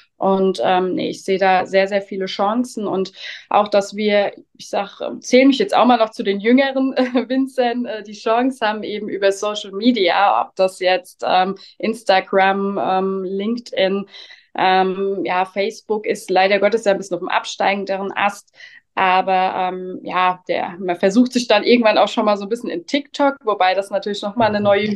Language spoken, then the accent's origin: German; Spiesheim, Rhineland-Palatinate, Germany; Ich komme aus dem schönen und kleinen Spießheim mitten in Rheinhessen